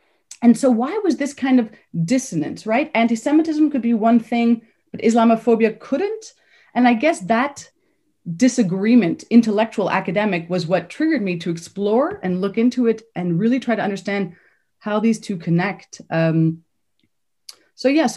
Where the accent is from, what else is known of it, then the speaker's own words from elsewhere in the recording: Canada; moved away as an adult; I grew up in Canada. I have Polish parents who were Polish Jewish refugees.